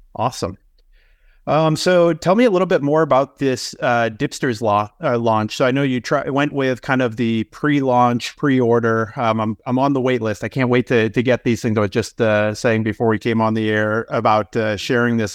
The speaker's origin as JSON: {"language": "English", "region": "Northeast", "country": "United States", "tie": "born or raised there", "said": "I grew up in the Northeast, so I kinda grew up on fluff and udders."}